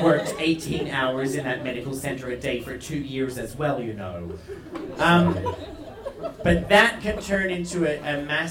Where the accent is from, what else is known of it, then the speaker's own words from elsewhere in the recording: Australia; first language English; now in Iceland; an Australian living in Iceland